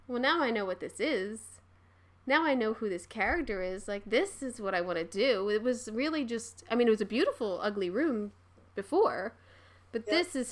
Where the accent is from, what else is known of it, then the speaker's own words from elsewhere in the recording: Philadelphia, Pennsylvania, United States; I'm from Philly